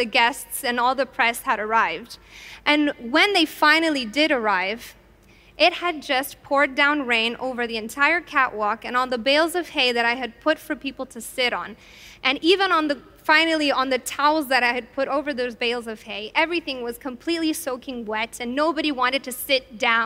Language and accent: English; Italy; I, however, grew up in Italy